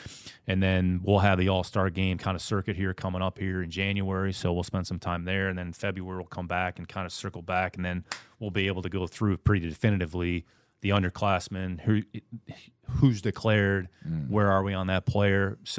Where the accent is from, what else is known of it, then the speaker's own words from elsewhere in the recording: Northeast Ohio, United States; in the winters, it gets a little bit cold right there on the lake, but mm-hmm. That was part of growing up in Northeast Ohio.